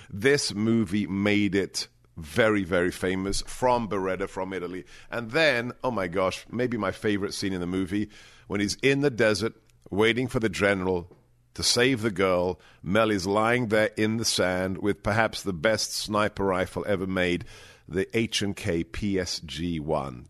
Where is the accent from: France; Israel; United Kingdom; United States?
United Kingdom; England; moved away; I may have been growing up in England